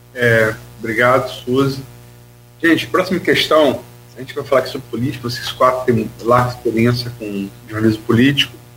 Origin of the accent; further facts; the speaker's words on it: Niterói, Rio de Janeiro, Brazil; moved away; terra de Araribóia, aliás eu nasci aí, é minha terra